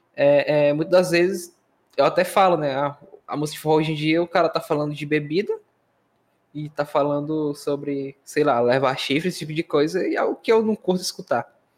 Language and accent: Portuguese; Northeast Region, Brazil; Sou nordestino